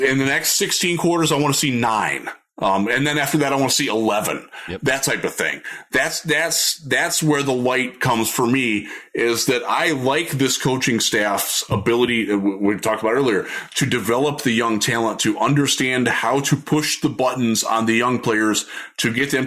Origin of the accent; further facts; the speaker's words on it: Sandusky, Ohio, United States; moved away; I'm originally from the Sandusky, Ohio area